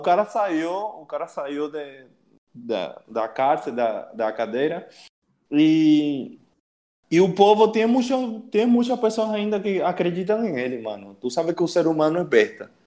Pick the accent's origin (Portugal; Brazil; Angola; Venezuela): Venezuela; Puerto Ordaz, Bolívar; Portuguese is a second language; moved away; nasci em uma cidade chamada, chamada de Puerto Ordaz. fica no estado Bolívar, em Venezuela